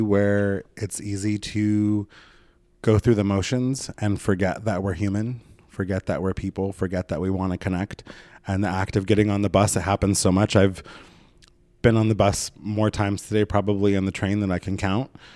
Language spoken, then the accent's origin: English; Oregon, United States; moved away as an adult; now in Los Angeles, United States; I'm from Oregon.